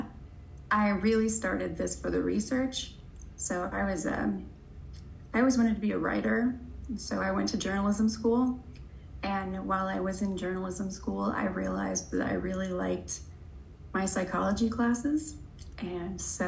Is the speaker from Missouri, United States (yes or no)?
yes; Missouri, United States; moved away as an adult; also born or lived in Washington State / Indiana; now in Florida, United States; I'm from Missouri